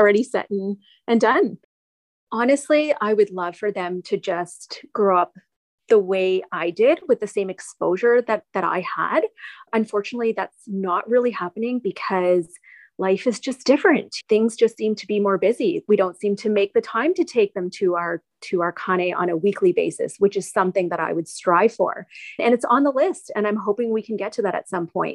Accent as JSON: {"language": "English", "town": "Newmarket", "region": "Ontario", "country": "Canada", "tie": "born or raised there", "said": "having been born and raised in Canada, I was very Canadian"}